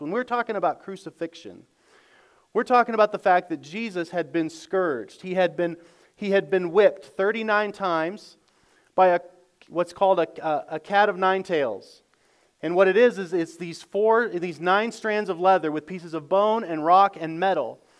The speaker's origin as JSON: {"language": "English", "country": "United States", "said": "as good American Christians"}